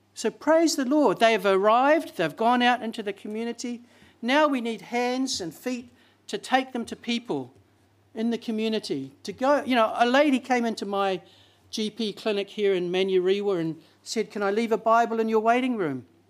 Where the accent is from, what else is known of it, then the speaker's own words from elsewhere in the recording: Auckland, New Zealand; I'm from South Auckland, you know, South Sidebro